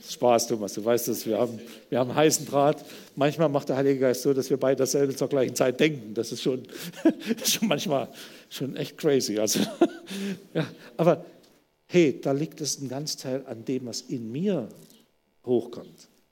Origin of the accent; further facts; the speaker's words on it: Germany; wir als Deutsche